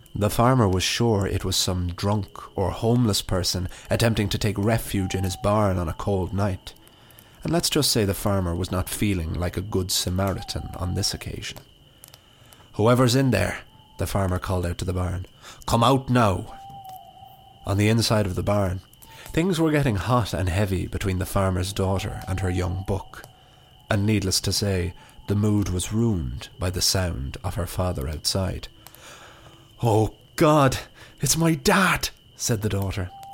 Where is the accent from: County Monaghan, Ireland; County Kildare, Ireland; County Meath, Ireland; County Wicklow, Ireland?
County Wicklow, Ireland; my hometown, which I didn't have the greatest relationship with growing up